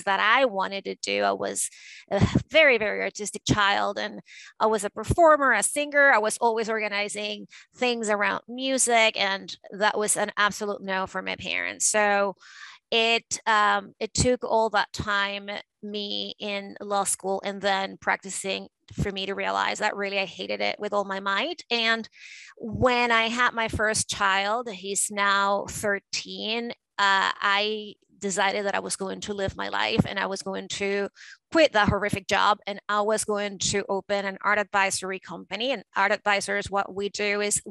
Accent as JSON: {"language": "English", "town": "Caracas", "region": "Capital District", "country": "Venezuela", "tie": "born or raised there", "moved": "as an adult", "lives_now": "United States", "said": "I grew up in Caracas, Venezuela, and that life was very different from the life that I have nowadays"}